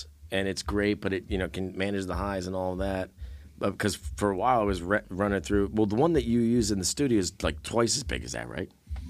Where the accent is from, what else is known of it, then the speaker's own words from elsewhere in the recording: Pittsburgh, Pennsylvania, United States; I'm not even part of that regime, but we're from Pittsburgh.